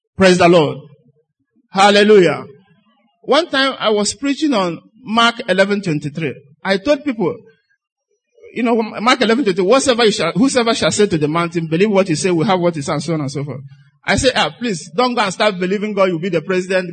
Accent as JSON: {"language": "English", "country": "Nigeria", "said": "I'm a Nigerian"}